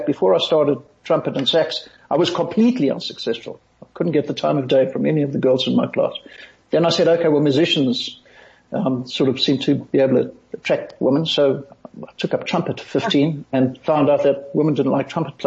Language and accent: English; Johannesburg, Gauteng, South Africa; also born or lived in United States; I had a mother when I was growing up in Johannesburg